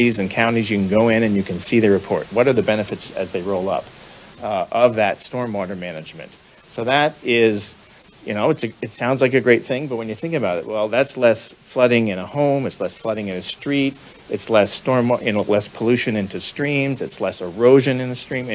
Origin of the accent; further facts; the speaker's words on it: Sioux City, Iowa, United States; I grew up in Western Iowa